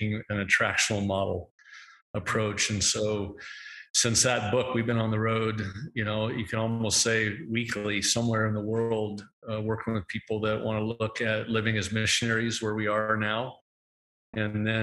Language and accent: English; Portland, Oregon, United States; moved away as an adult; now in Denver, United States; we are from the Northwest, grew up in Portland, Oregon